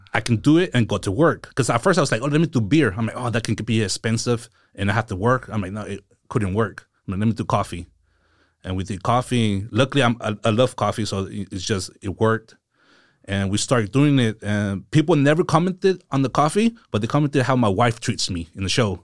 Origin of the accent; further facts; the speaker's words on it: Seaside, California, United States; also born or lived in San Jose; I'm from, um, Seaside. So I was born in San Jose, and few months after I was born, we moved to Seaside, and I've been here ever since